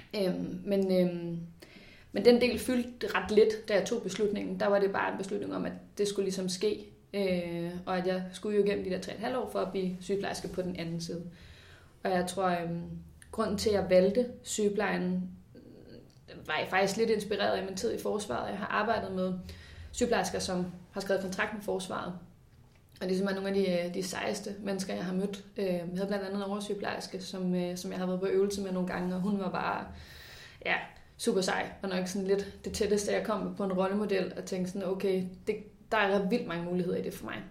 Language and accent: Danish; Ballerup, Capital Region of Denmark, Denmark; jeg er født ud i Ballerup. Vokset op med min mor og far